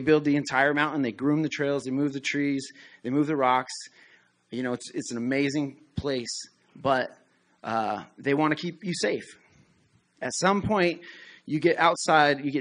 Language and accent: English; Colorado, United States; moved away; I grew up in Colorado